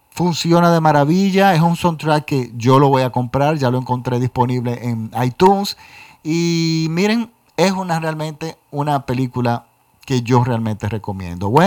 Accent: Dominican Republic; y por supuesto aquí en mi país, República Dominicana.

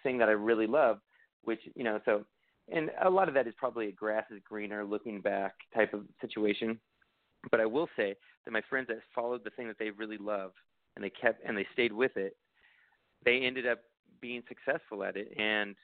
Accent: Hawaii, United States; also born or lived in California; I'm from California and Hawaii

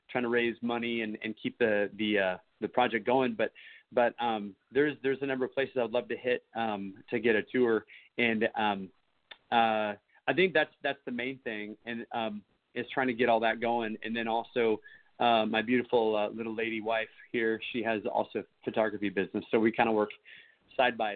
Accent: the Northwest, Pacific Northwest, United States; now in Texas, United States; I grew up in the Northwest

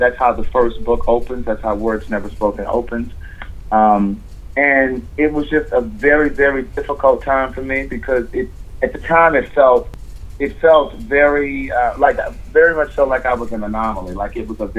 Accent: Baltimore, Maryland, United States; moved away as an adult; also born or lived in Hampton, Virginia / Atlanta, Georgia; From Baltimore, Maryland. I grew up there. All of my family is there. My family is still there. I went to college at Hampton University.

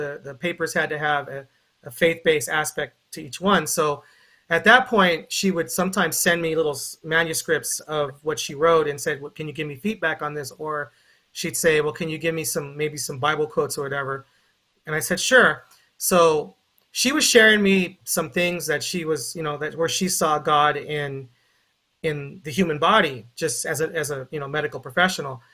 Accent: Carson, California, United States; I'm from Carson, California

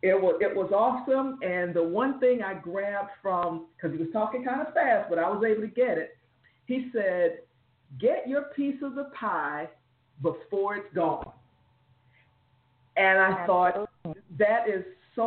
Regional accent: South Florida, United States; moved away as an adult; now in Jacksonville, United States; I'm from South Florida, but I live in North Florida.

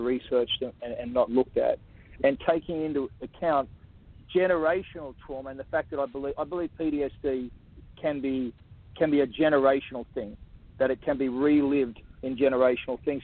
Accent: Australia; I'm Australian Aboriginal

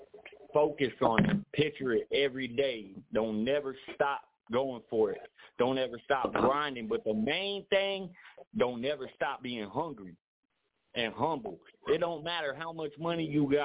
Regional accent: Oklahoma City, Oklahoma, United States; also born or lived in Raleigh, North Carolina / Wichita area (316), Kansas; now in 316 area code (Kansas), United States; I'm from Oklahoma City originally.

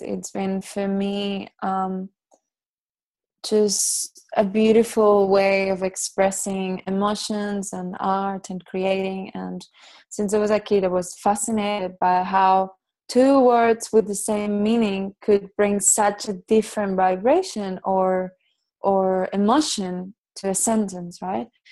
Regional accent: Dominican Republic; first language Catalan; English is a second language; moved away; also born or lived in Barcelona, Spain; I was born in Barcelona, and uh, when I was two years old, I moved to the Dominican Republic, and I had a beautiful life in there.

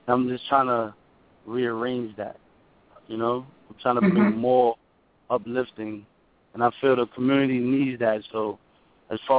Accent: New York City, New York, United States; I'm from the Harlem

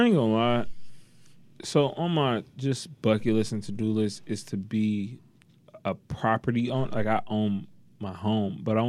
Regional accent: Detroit, Michigan, United States; Like the Max and the Van Dykes. I'm from the East. Like, I'm an East Sider.

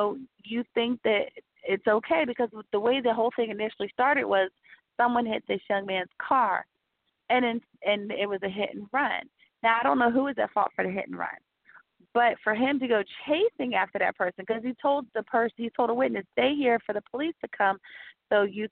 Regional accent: the South, United States; I am from the South, and I do have family from New Orleans.

